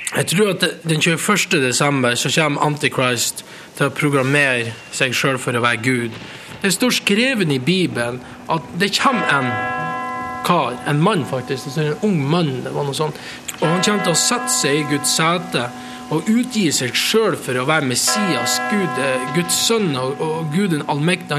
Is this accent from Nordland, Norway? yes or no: yes; Mo i Rana, Nordland, Norway; born or raised there; also born or lived in Costa Rica